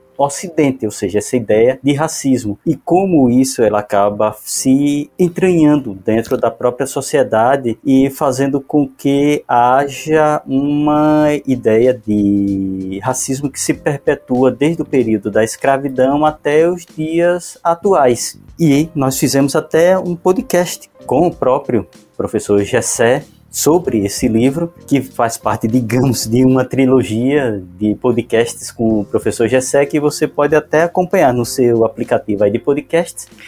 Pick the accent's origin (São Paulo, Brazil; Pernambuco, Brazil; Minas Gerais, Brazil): Pernambuco, Brazil; eu sou de Pernambuco